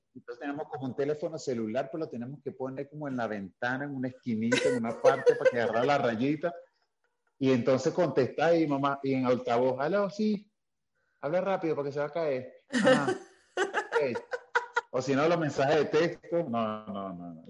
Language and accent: Spanish; Caracas, Capital District, Venezuela; also born or lived in Barlovento, Venezuela; now in Mexico; yo, crecí en Venezuela, Caracas, en un barrio que se llama Pinto Salinas